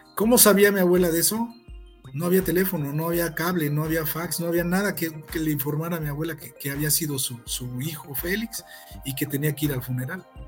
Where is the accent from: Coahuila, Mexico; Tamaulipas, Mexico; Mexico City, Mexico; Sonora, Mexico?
Mexico City, Mexico; moved away as an adult; now in Morelia, Mexico; yo soy originario del Distrito Federal, yo llegué al, a Morelia al, al 86